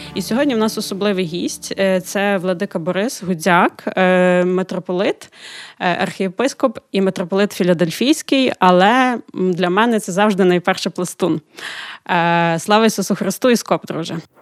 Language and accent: Ukrainian; Ukraine; Ми з України.